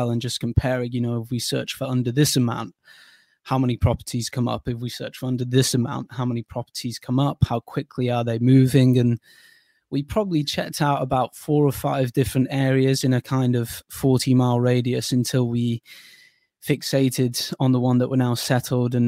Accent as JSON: {"language": "English", "area": "the Northwest", "region": "North West England", "country": "United Kingdom", "also_born_or_lived": "Durham / Bournemouth", "moved": "as an adult", "said": "I'm from the Northwest"}